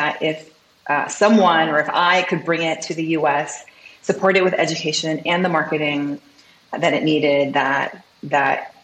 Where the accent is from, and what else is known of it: Seattle, Washington, United States; born or raised there; also born or lived in Seoul, South Korea / France